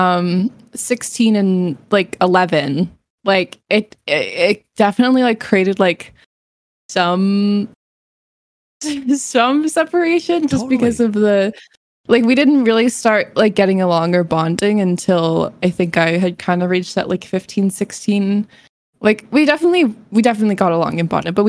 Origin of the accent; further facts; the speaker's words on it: New England, United States; I was born and raised in New England